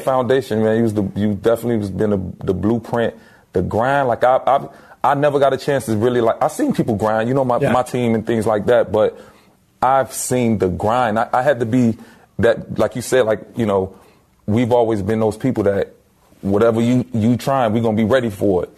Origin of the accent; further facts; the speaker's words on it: Miami, Florida, United States; growing up in Miami, we were fortunate to have a gumball of different cultures